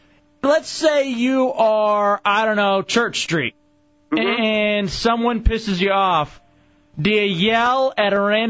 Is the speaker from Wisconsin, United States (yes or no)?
no; Texas, United States; also born or lived in Dallas / Michigan / Washington, D.C.; now in Central Florida, United States; I'm a Latin American guy. I'm Mexican. I grew up in Texas. I've lived all over, obviously, Michigan, D.C. I'm now here in Central Florida.